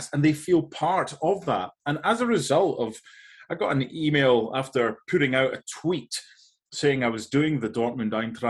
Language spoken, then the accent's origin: English; Edinburgh, Scotland, United Kingdom; moved away as an adult; now in United States; that's where I grew up in Scotland.